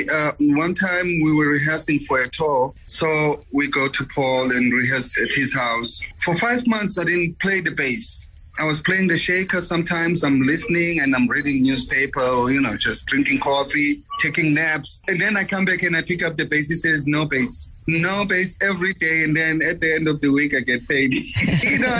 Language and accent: English; Soweto, Gauteng, South Africa; moved away; I was born in South Africa